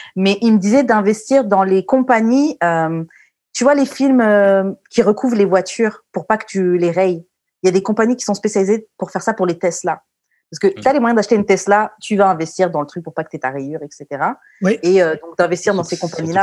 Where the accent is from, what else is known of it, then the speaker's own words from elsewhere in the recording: Martinique; je suis martiniquaise